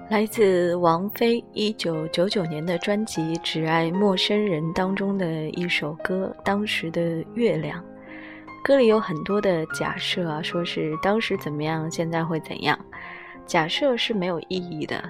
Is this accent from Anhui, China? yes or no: yes; Hefei, Anhui, China; moved away; 我是和肥人